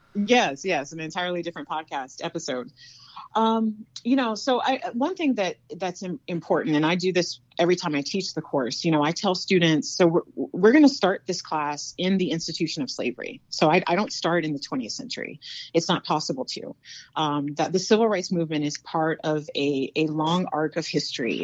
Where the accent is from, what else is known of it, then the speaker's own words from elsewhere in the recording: North Carolina, United States; now in South Dakota, United States; I'm from North Carolina. Um, very proud of my Southern roots